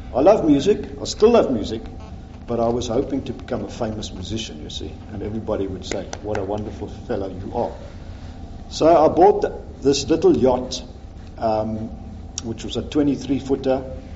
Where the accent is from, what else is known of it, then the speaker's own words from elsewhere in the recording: Pretoria, Gauteng, South Africa; moved away as an adult; also born or lived in Johannesburg / England; So I was born in Pretoria. I grew up there.